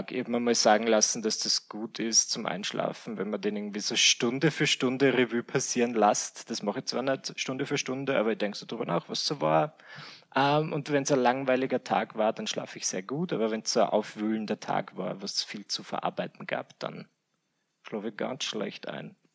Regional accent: Mühlendorf, Burgenland, Austria; also born or lived in Vienna, Austria; Ich bin geboren in Wien und ich bin aufgewachsen in Mühlendorf im Burgenland. Und im mhm. Alter von 18 Jahren habe ich gesagt, bye-bye. Äh, bin nach Wien gezogen wieder.

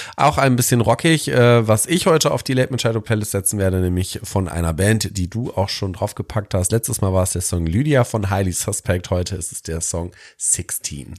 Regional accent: Detmold, North Rhine-Westphalia, Germany; meine, äh, ja, Stadt, wo ich groß geworden bin als Jugendlicher

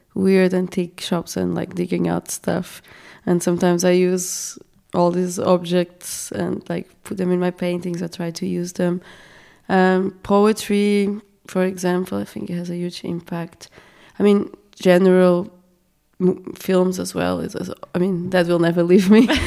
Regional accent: Portugal; now in Austria; I come from Portugal

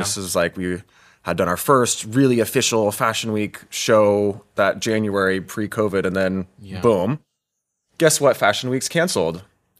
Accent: United States; it took me a long time to get, for example, my first job in Europe as an American.

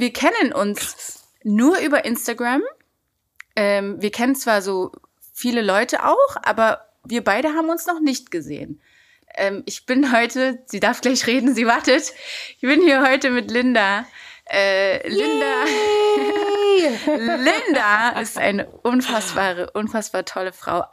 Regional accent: Berlin, Germany; ich bin in Kreuzberg groß geworden

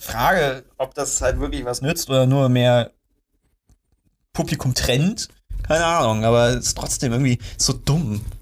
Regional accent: Germany; als Deutscher

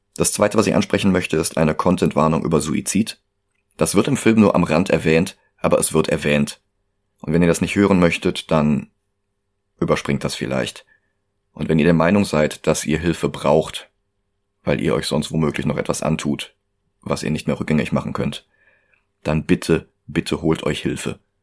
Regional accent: Germany; Ich bin Deutscher

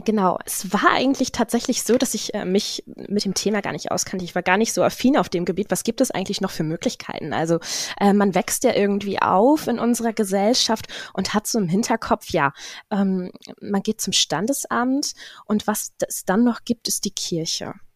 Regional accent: Zetel, Lower Saxony, Germany; nie weggekommen hier so wirklich. Ähm, also auch den Menschen hier im Umfeld ganz nah und, und man kennt sich. Bin somit auch ähm, in den öffentlichen Dienst gerutscht hier in Zetel

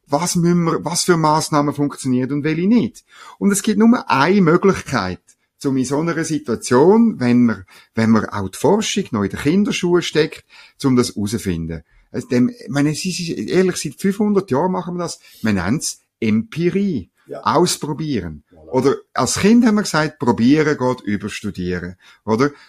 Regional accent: Bern, Switzerland; es hat in Gstaad oben, sage ich jetzt als Berner, hat's noch schöne, sicher noch schöne Anwesen

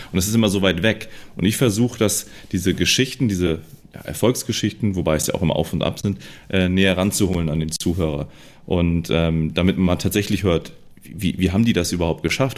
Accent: around Hamburg, Lower Saxony, Germany; bin hier auch so in dem Kreis aufgewachsen, in verschiedenen äh, Städten rund um Hamburg herum

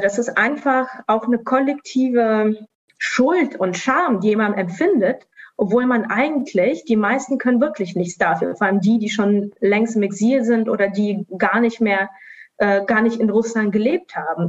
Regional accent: Estonia; first language Russian; German is a second language; now in Sofia, Bulgaria; ich bin selbst ja in Estland geboren, aufgewachsen, aber als Teil der russischsprachigen Community

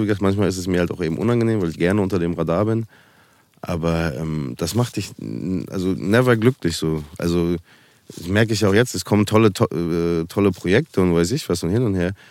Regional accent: Münster, North Rhine-Westphalia, Germany; moved away as an adult; also born or lived in Berlin; hier ist meine Heimat

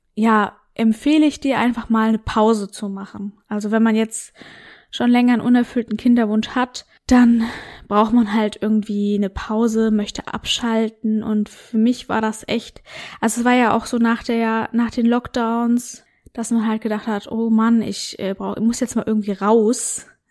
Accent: North Rhine-Westphalia, Germany; moved away; das war so ein Seminarhaus in Westfalen und das Coole war, das war bei mir so in der Nähe, wo ich aufgewachsen bin damals

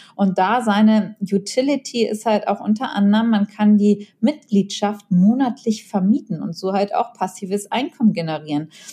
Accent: Germany; Deutschland in meiner Heimat

